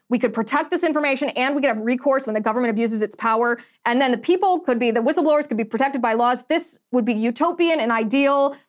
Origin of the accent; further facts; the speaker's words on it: United States; we as the American people